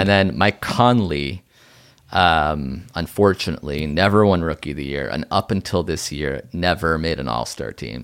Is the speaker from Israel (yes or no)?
yes; Israel; moved away; was born in Israel.